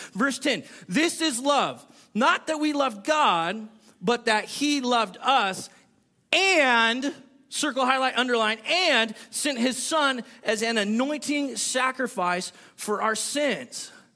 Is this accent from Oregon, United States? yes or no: no; California, United States; moved away; I'm from California